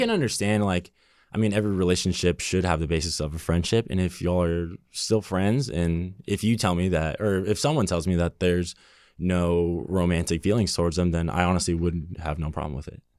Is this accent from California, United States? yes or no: yes; Burbank, California, United States; I grew up in Burbank, California, so pretty close to here